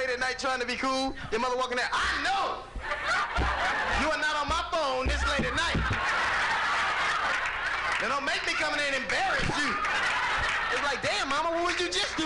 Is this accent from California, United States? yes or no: yes; Los Angeles, California, United States; I grew up in Los Angeles in a gang, man.